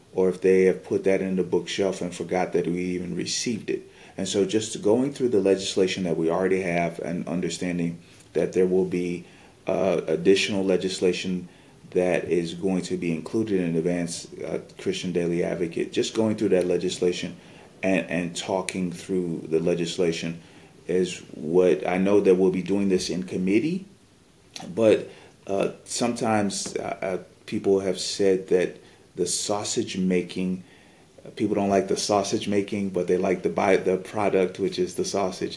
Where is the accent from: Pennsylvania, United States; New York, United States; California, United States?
New York, United States; Rochester; also born or lived in Chicago, Illinois; now in Atlanta, United States; I live in Atlanta, Georgia, and I'm originally from Chicago, Illinois. Grew up in Rochester, New York